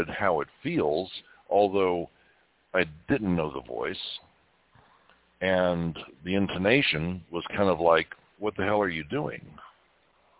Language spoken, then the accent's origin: English; Kentucky, United States; when I was growing up in Kentucky